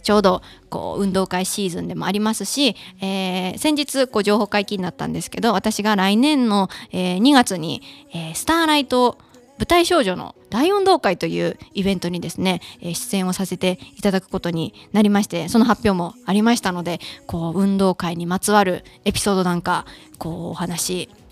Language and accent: Japanese; Kansai, Mie, Japan; accent: Kansai dialect (Mie dialect); 家族とかと喋る時は、こう、関西弁になって